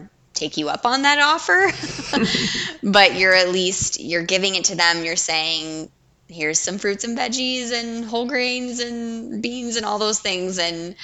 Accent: Southwest, United States; we're from the Southwest

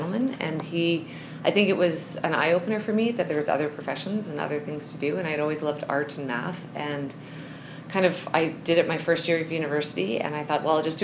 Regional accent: Winnipeg, Manitoba, Canada; moved away as an adult; now in Calgary, Canada; And so I am from Winnipeg

